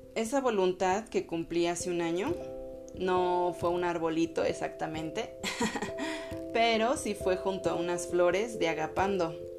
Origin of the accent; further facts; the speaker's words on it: Mexico; soy mexicana